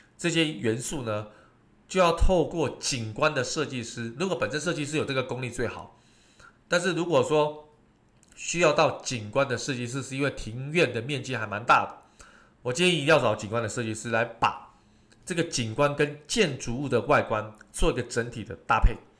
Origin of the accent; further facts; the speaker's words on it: Taiwan; 我们台湾人非常喜欢这种所谓的唱卡拉OK